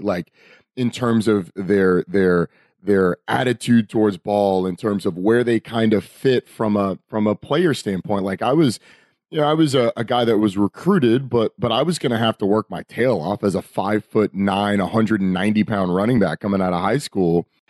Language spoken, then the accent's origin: English; Atlanta, Georgia, United States; growing up in Atlanta